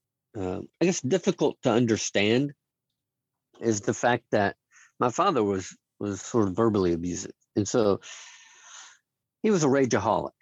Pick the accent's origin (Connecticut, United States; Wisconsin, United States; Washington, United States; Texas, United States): Texas, United States; Dallas; I was raised in Dallas, Texas, a small suburb in the Dallas area